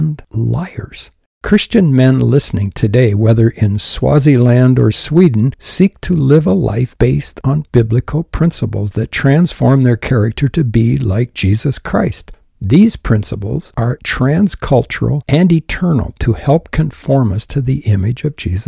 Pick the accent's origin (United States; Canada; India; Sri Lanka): Canada; I'm a Canadian. I was born in Canada.